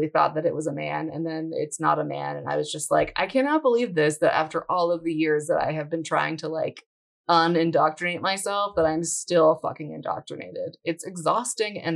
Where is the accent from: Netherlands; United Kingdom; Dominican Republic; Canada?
Canada; my Frenchness as a Canadian.